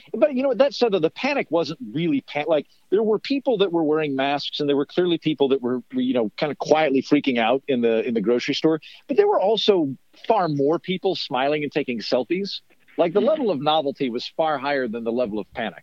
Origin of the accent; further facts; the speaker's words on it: Oklahoma, United States; now in Los Angeles, United States; Oklahoma, where I grew up